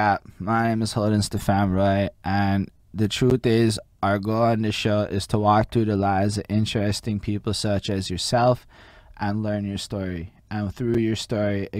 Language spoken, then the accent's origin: English; Montreal, Quebec, Canada; I'm in Montreal, and the one thing I can tell you about growing up here